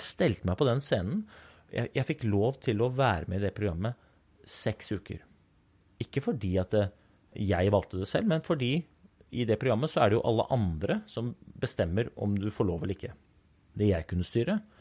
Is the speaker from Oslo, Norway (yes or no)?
yes; Oslo, Norway; Den gutten som jeg var når jeg vokste opp i Groruddalen